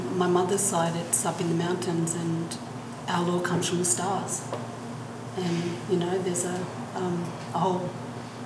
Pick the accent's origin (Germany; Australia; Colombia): Australia; Far North Coast, New South Wales; I'm Bunjalung, I'm from Far North Coast, New South Wales